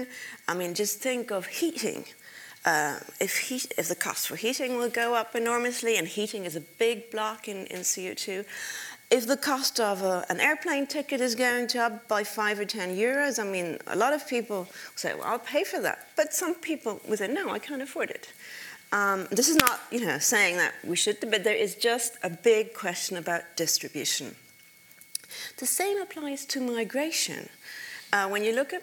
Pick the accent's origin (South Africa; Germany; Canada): Germany; my home country, which is Germany